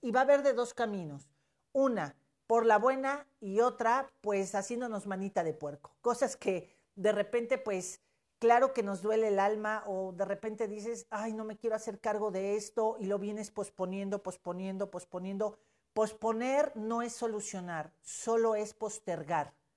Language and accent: Spanish; Mexico; como mexicanos y yo me considero mexicana